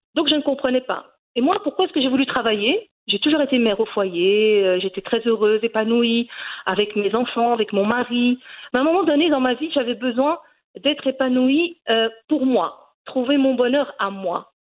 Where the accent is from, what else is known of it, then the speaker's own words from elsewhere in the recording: Brussels, Brussels-Capital Region, Belgium; Je suis née en Belgique. Et euh, je suis donc d'origine marocaine. Mes parents ont, émigré en Belgique